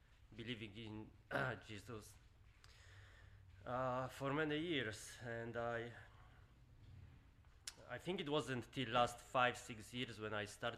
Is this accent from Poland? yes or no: yes; Poland; moved away; I grew up in Poland